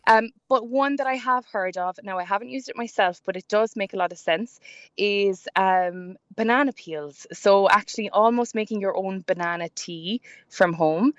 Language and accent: English; Ireland; we're all Irish